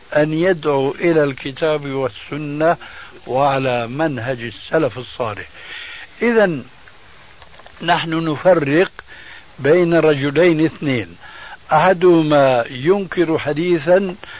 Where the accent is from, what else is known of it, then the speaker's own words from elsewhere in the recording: Syria; عندنا في سوريا